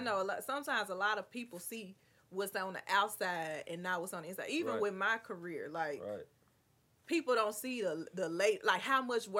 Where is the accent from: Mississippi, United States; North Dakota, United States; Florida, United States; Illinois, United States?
Mississippi, United States; Clarksdale; we're from Clarksdale, Mississippi.